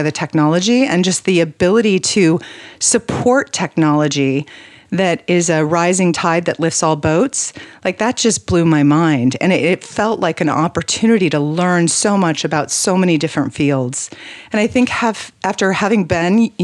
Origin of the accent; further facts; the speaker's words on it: New Mexico, United States; moved away; I was born in New Mexico